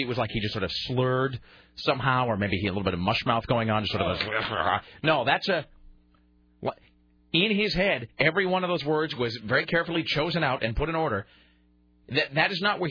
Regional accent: United States; we're from America

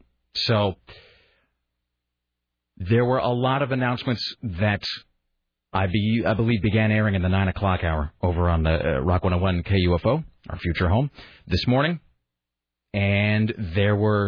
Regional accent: Washington, United States; now in Portland, United States; growing up in Washington State, and I would come to Portland because I had a lot of family that lived here

